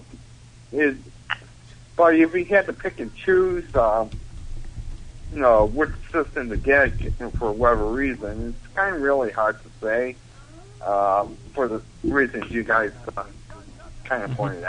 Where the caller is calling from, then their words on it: Buffalo, New York, United States; from Buffalo.